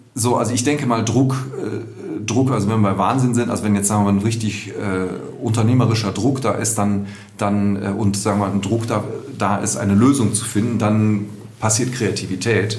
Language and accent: German; Düsseldorf, North Rhine-Westphalia, Germany; moved away as an adult; now in Cologne, Germany; ich bin in, in Düsseldorf geboren, 1970, auch hier in Düsseldorf aufgewachsen, zur Schule gegangen